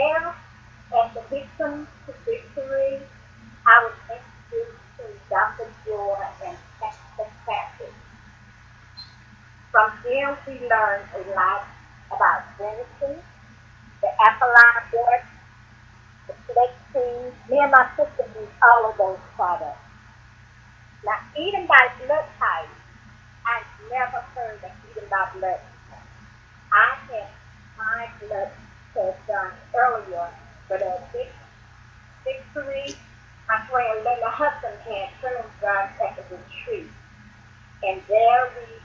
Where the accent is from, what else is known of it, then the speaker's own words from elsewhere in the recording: Conyers, Georgia, United States; I'm from Conyers, Georgia